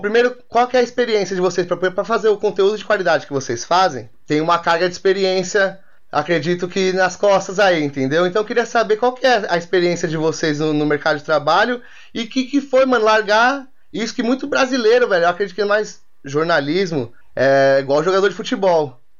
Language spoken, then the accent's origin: Portuguese; São Paulo, Brazil; nós como, a, a, nós, como paulistas, a gente tá meio que por fora dessa